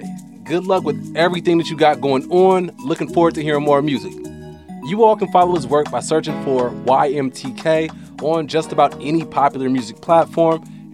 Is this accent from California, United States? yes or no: yes; Oakland, California, United States; I grew up playing baseball in East Oakland